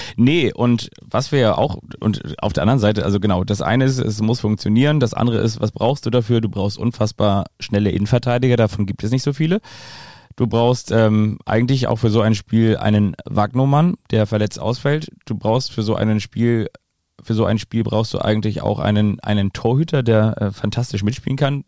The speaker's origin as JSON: {"language": "German", "town": "Kiel", "region": "Schleswig-Holstein", "country": "Germany", "said": "als Kieler"}